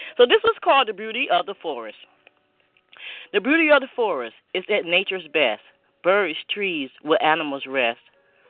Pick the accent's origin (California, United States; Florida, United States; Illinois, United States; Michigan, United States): Michigan, United States; I'm originally from Michigan, which my mom is actually on the line now.